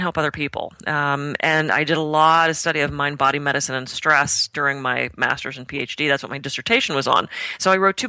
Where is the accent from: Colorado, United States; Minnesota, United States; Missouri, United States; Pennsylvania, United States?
Pennsylvania, United States; Pittsburgh; moved away as an adult; also born or lived in California; I grew up in Pittsburgh, and we didn't have access in the 80s and early 90s to things like bulk herb stores. So when I moved to California